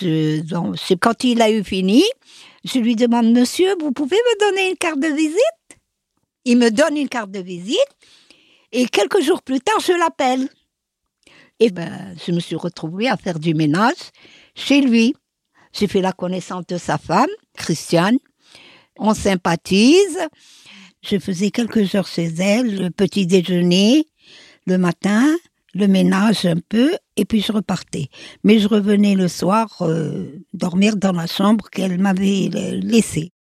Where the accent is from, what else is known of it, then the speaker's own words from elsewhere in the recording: Algiers, Algiers Province, Algeria; moved away as an adult; now in Paris, France; Je suis née à Alger. Je suis l'aînée de quatre enfants. Enfant, je peux dire que je n'ai manqué de rien. J'habite dans une grande maison